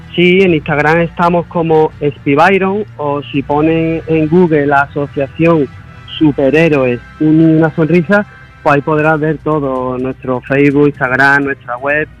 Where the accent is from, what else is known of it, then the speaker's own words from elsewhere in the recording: Málaga, Andalusia, Spain; somos de aquí de Málaga